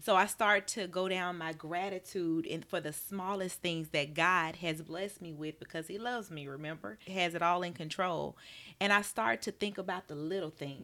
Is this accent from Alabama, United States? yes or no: yes; Birmingham, Alabama, United States; I'm from Birmingham, Alabama. Grew up in a Southern Baptist church